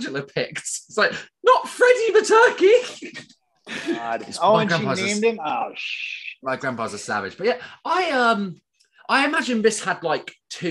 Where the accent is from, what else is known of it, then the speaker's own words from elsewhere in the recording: United Kingdom; I'm British